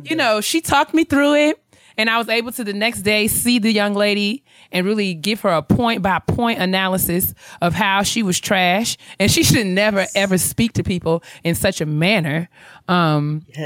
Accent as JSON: {"language": "English", "town": "White Plains", "region": "New York", "country": "United States", "said": "I'm from White Plains"}